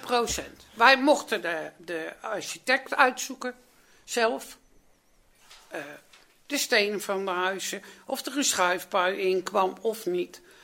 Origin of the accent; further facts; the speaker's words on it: The Hague, South Holland, Netherlands; ik ben in die wijk dus, nogmaals, geboren en getogen